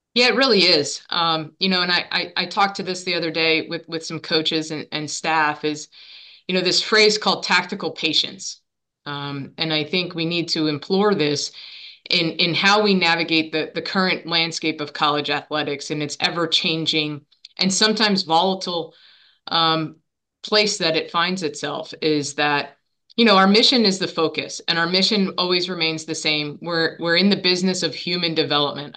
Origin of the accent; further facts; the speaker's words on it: Monmouth County, New Jersey, United States; I grew up in Monmouth County. I'm a Monmouth County girl